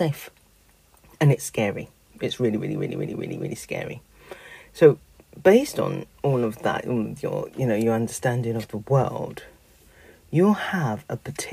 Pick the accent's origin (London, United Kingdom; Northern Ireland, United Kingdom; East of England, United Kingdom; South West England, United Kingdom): London, United Kingdom; I grew up in Peckham. I went to Oliver Goldsmith School